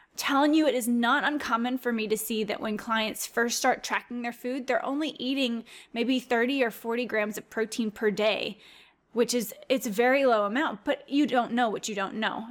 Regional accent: Louisiana, United States; I'm from Louisiana

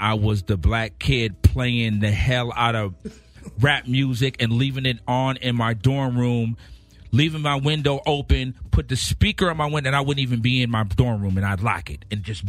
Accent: Los Angeles, California, United States; also born or lived in Brooklyn, New York; I grew up in L.A.

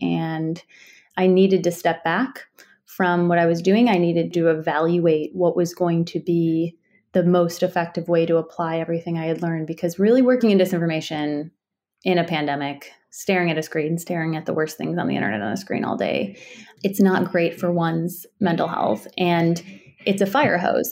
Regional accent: Chicago, Illinois, United States; I grew up in Chicago

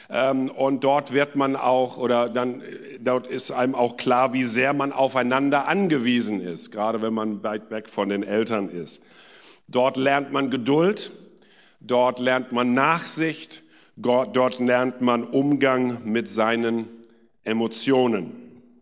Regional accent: India; now in Germany; Ähm, in Indien bin ich geboren und aufgewachsen und dann in Südindien zur Schule gegangen.

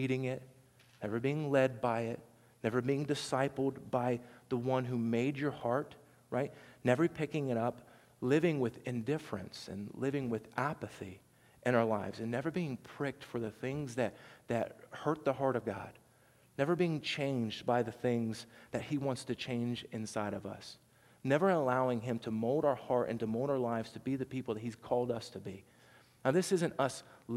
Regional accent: Southern Ohio, United States; accent: twang; I'm from Southern Ohio, and so there's a little twang to mine

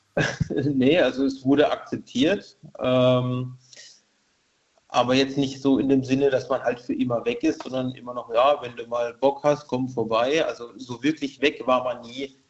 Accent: Karlsruhe, Baden-Württemberg, Germany; moved away as an adult; now in Rülzheim, Germany; aufgewachsen in Karlsruhe, groß geworden

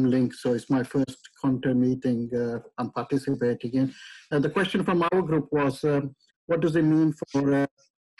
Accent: Yorkshire and the Humber, United Kingdom; I'm from West Yorkshire, urban districts of West Yorkshire

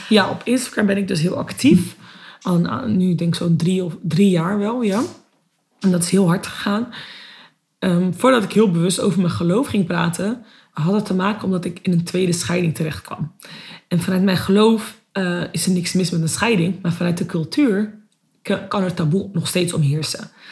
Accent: Netherlands; ben ook gewoon geboren en opgegroeid in Nederland.

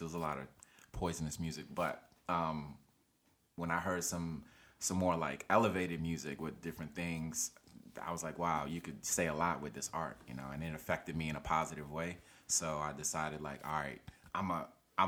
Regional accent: Silver Spring, Maryland, United States; also born or lived in Nigeria; I'm from Nigeria, West Africa, and I grew up in Silver Spring, Maryland.

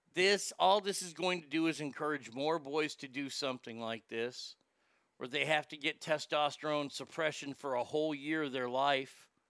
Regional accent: Texas, United States; my home state of Texas

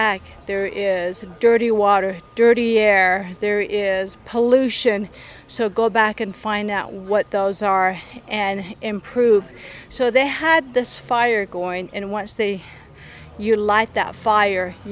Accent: Bluff, Utah, United States; I'm from San Juan County, so I am from Bluff. This place is just like, I love this place. This is my hometown.

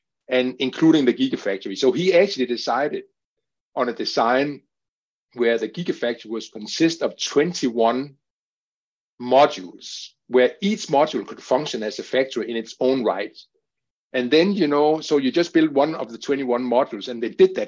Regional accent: Denmark; Denmark, my home country

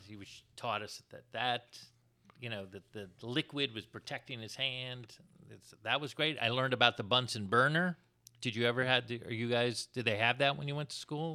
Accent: Florida, United States; moved away; I'm from Florida?

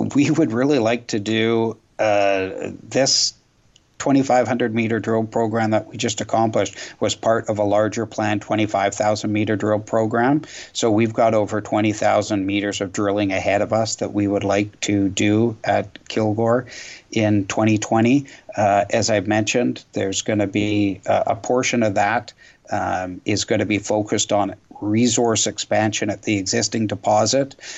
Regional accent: Canada; as a Canadian

